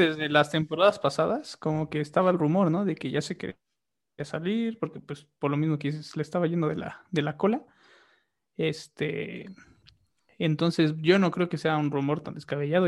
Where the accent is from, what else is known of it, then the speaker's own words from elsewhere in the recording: Mexico; Como mexicano